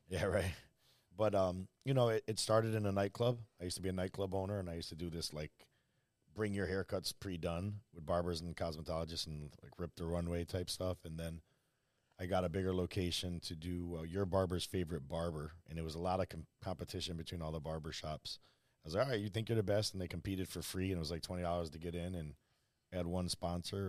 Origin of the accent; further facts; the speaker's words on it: Hartford, Connecticut, United States; I was born in Hartford, raised in that area